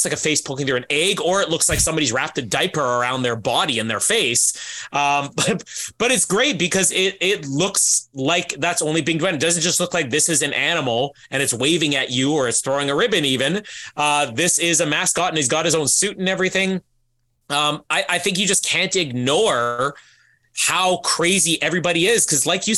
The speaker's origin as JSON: {"language": "English", "country": "Canada", "said": "me being Canadian"}